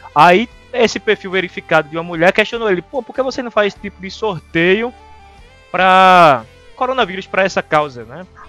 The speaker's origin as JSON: {"language": "Portuguese", "country": "Brazil", "said": "a gente aqui do Brasil"}